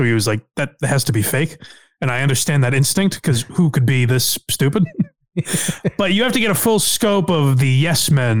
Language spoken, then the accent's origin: English; New England, United States; I grew up in New England, so it sounds even more ridiculous to me.